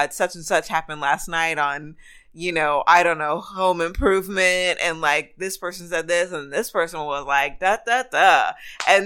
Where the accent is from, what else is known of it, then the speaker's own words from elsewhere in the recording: Rialto, California, United States; I am originally from a town called Rialto. It is right next to San Bernardino.